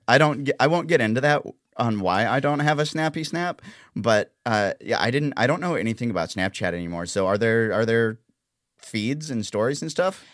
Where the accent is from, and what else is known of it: the South, United States; accent: southern